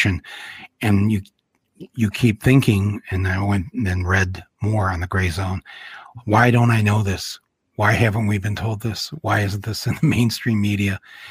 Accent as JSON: {"language": "English", "town": "Flint", "region": "Michigan", "country": "United States", "tie": "born or raised there", "said": "growing up in Flint"}